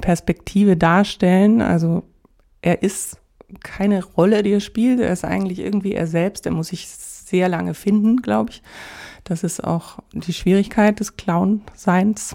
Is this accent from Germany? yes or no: yes; Augsburg, Bavaria, Germany; moved away; also born or lived in Dresden; in Augsburg, dort wo ich geboren bin